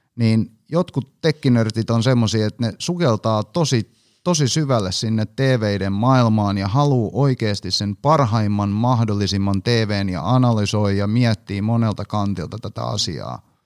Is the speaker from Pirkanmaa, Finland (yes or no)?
no; Hanko, Uusimaa, Finland; mä oon siis Hangosta kotosin